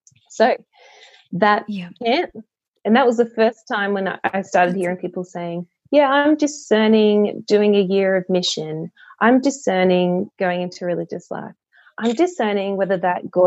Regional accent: Australia; also born or lived in Queensland; I grew up in the Canberra Goulburn Diocese

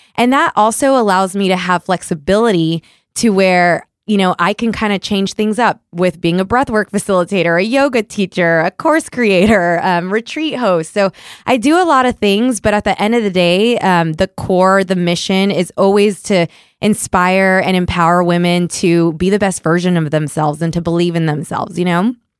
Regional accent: Puerto Rico; moved away; I'm originally from Puerto Rico

